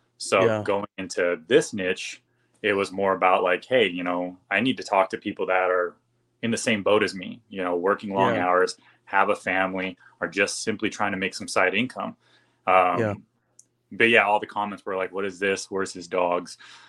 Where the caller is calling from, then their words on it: California, United States; Southern California.